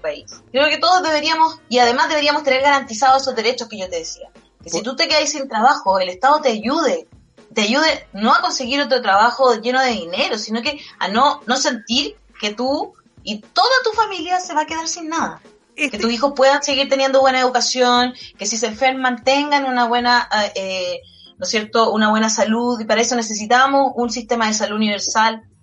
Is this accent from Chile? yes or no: yes; Valparaíso, Chile; Soy chilena, nací aquí, nunca he vivido en otro país. Eh, me siento muy porteña